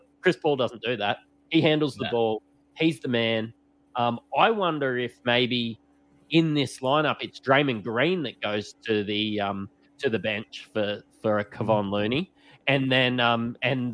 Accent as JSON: {"language": "English", "country": "Australia", "said": "people know we're Australian"}